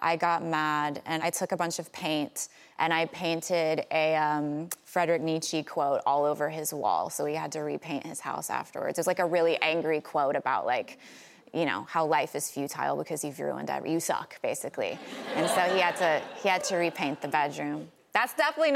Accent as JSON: {"language": "English", "region": "Tennessee", "country": "United States", "tie": "born or raised there", "said": "I was raised, and I'm from Tennessee"}